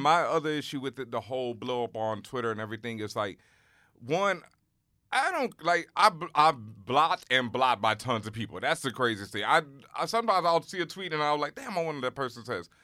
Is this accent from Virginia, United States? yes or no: no; Houston, Texas, United States; moved away as an adult; I grew up in Houston